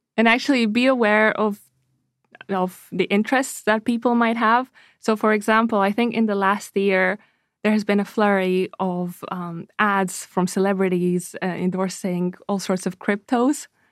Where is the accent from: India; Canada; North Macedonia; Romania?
Romania; moved away; I'm originally from Romania